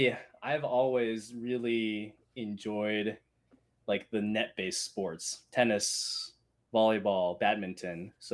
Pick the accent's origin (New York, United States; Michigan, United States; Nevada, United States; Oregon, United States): Michigan, United States; I'm from Michigan.